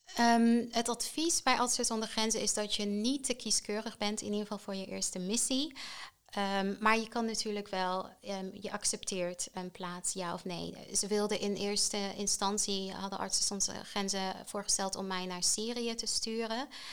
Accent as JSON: {"language": "Dutch", "country": "Tanzania", "tie": "born or raised there", "moved": "yes", "lives_now": "Netherlands", "said": "Ik ben opgegroeid in Tanzania."}